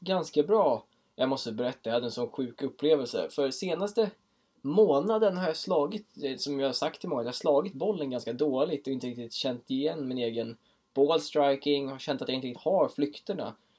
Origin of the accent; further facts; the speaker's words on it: Åkersberga, Stockholm County, Sweden; jag är 23 år från Åkersberga